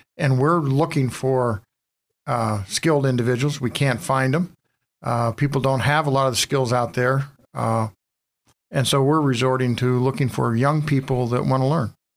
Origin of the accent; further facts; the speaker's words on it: Harborcreek, Pennsylvania, United States; born and raised in Harbor Creek